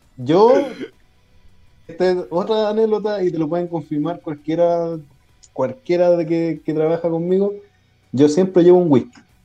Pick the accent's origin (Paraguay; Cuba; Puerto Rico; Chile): Chile; Quilpué, Valparaíso; moved away as an adult; now in Puerto Montt, Chile; yo realmente, realmente soy de Quilpué. Nací en ah. Quilpué, criado en Quilpué